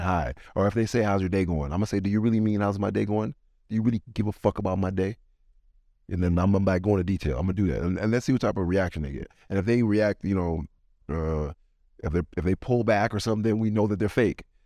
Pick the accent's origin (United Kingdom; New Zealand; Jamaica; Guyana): Jamaica; I'm from Jamaica